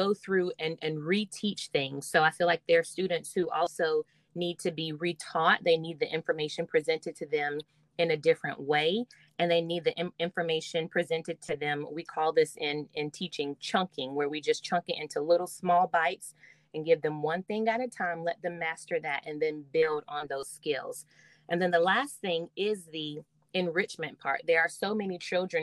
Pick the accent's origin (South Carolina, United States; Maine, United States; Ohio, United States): South Carolina, United States; Greenwood; I actually got a job back in my hometown where I grew up in the district that I went through elementary, middle, and high school. So I taught at my first school in Greenwood, South Carolina